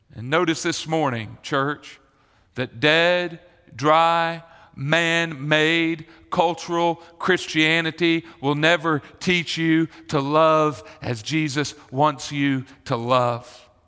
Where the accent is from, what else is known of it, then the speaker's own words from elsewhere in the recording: Marietta, Georgia, United States; I grew up in Marietta